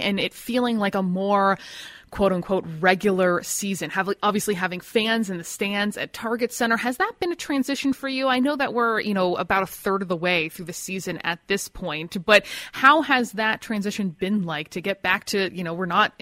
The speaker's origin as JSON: {"language": "English", "country": "United States", "said": "speaking as an American"}